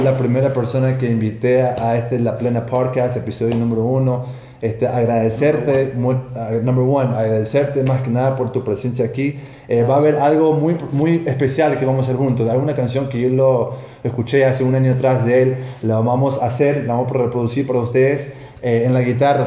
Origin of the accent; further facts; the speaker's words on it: Toronto, Ontario, Canada; moved away as an adult; now in Ecuador; yo obviamente soy de Toronto, Canadá.